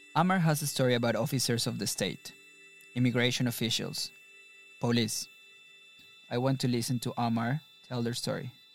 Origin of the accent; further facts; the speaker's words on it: Mexico; moved away as an adult; now in London, United Kingdom; Growing up in Mexico